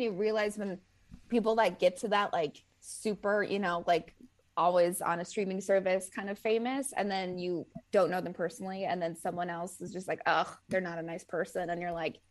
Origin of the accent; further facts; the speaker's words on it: New Jersey, United States; I'm from New Jersey.